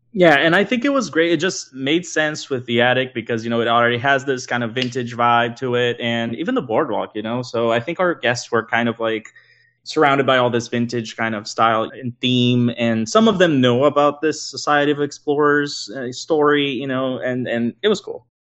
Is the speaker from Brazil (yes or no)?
yes; Brazil; moved away; I'm originally from Brazil as well.